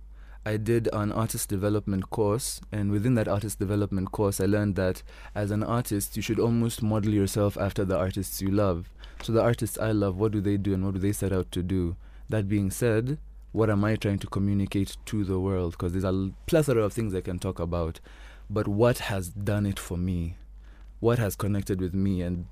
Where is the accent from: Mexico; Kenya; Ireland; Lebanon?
Kenya; me being the Kenyan I am